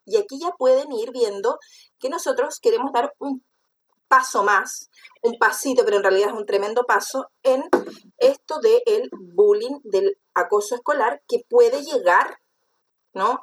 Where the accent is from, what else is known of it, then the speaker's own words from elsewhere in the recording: Chile; soy de Chile